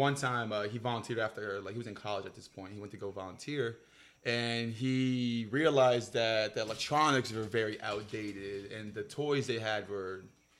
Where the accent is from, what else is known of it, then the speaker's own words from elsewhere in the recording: Honduras; I'm from Honduras, so shout out to my Honduran friends out there.